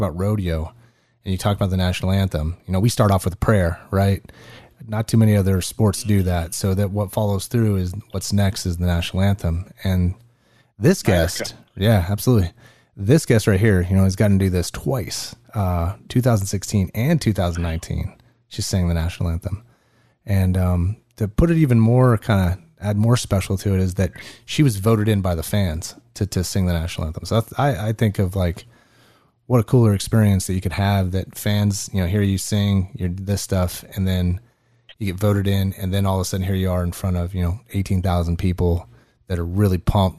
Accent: West Coast, United States; I'm from the West Coast

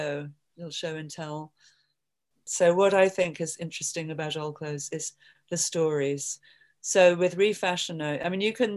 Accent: London, United Kingdom; now in New York, United States; I came to New York from London sort of accidentally

